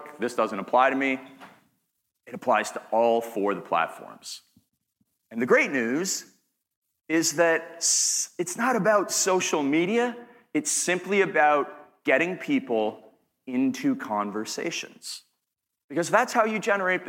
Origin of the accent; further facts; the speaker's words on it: Canada; accent: Canadian; I'm from Canada